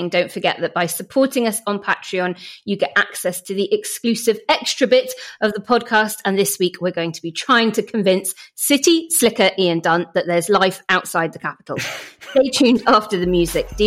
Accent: Northern Ireland, United Kingdom; also born or lived in Leeds; now in London, United Kingdom; I grew up in Northern Ireland. I then lived in Leeds for six years. My parents are North Yorkshire dwellers.

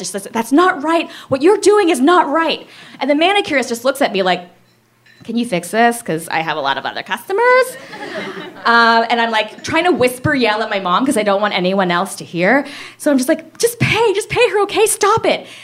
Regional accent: Miami, Florida, United States; I grew up in Miami. Yeah, 305.

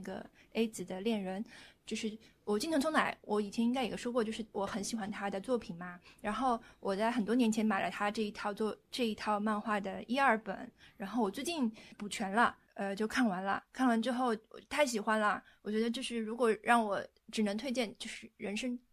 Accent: northern China, China; 我是北方人

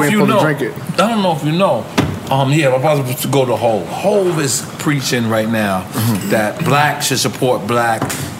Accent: New York, United States; I love growing up in New York.

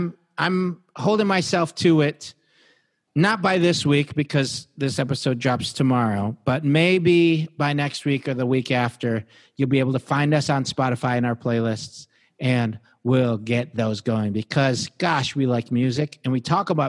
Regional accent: Detroit, Michigan, United States; also born or lived in New York; now in California, United States; growing up in Detroit, in Michigan

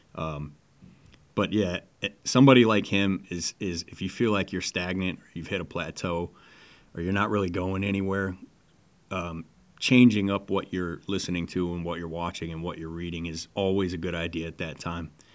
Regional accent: Detroit, Michigan, United States; moved away; also born or lived in Las Vegas; I grew up in Detroit

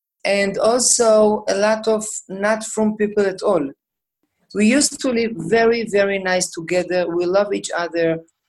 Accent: Jerusalem, Jerusalem District, Israel; I grew up in Meshorim, in a very, very nice, wonderful neighborhood.

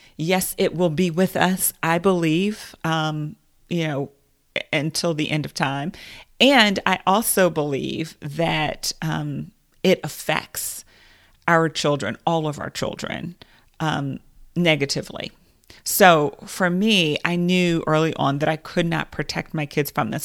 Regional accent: United States; as a Black woman in America

